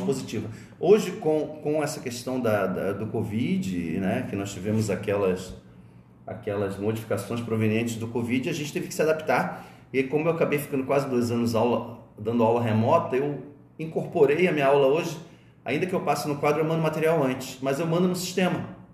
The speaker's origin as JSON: {"language": "Portuguese", "region": "Rio de Janeiro", "country": "Brazil", "also_born_or_lived": "Alcântara, São Gonçalo", "moved": "yes", "lives_now": "Santa Catarina, Brazil", "said": "Vocês sabem que eu sou carioca. Eu me formei, eu vim para Santa Catarina em 91."}